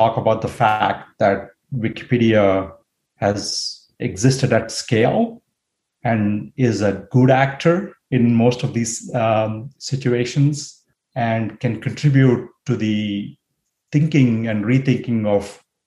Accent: India; moved away as an adult; also born or lived in United States; I grew up in India. I moved to the US to study

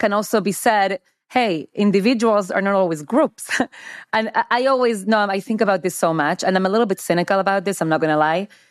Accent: United States; as an American

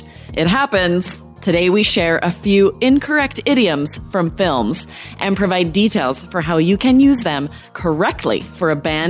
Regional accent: Idaho, United States; now in Arizona, United States; where I grew up in Idaho, that doesn't exist.

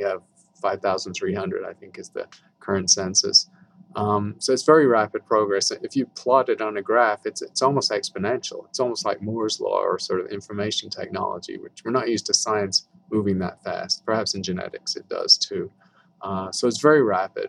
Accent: United Kingdom; moved away as an adult; now in Tucson, United States; I'm a Brit, but I've worked here for 35 years

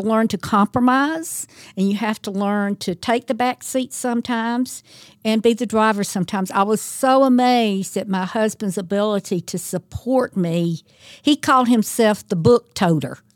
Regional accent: Thomaston, Georgia, United States; Thomaston is my hometown

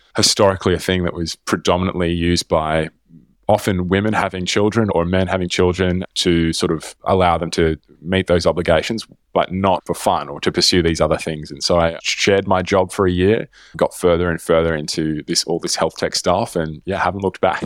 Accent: Melbourne, Victoria, Australia; moved away; I grew up in Melbourne

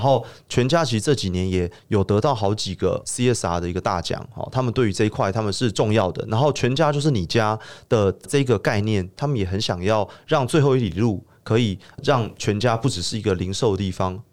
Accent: Taipei, Taiwan; also born or lived in Baihe, Tainan; 我是台北人

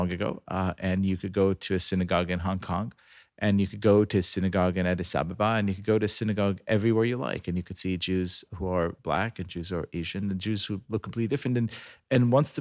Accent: Israel; moved away; I'm a ninth generation Israeli. You know, I was born in Israel

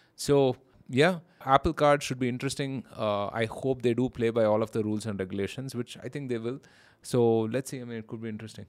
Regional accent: India; being an Indian

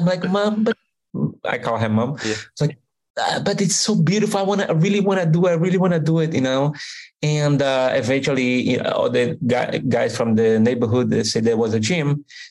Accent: Recife, Pernambuco, Brazil; English is a second language; moved away as an adult; also born or lived in Montreal / Orlando; I'm originally from Brazil.

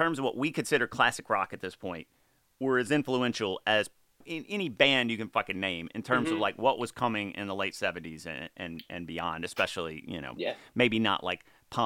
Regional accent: Mississippi, United States; now in Los Angeles, United States; my family back in Mississippi

